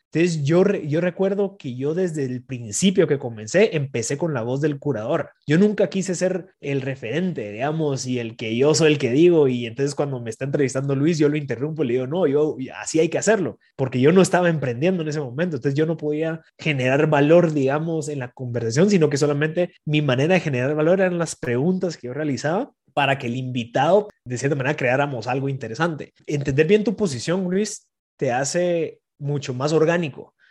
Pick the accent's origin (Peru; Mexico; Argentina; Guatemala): Guatemala